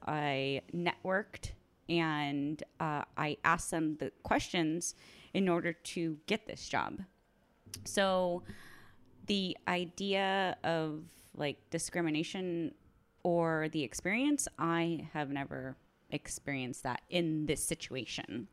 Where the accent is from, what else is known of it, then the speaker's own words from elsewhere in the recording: Orange County, California, United States; now in Seattle, United States; I came from California, so I'm an Orange County girl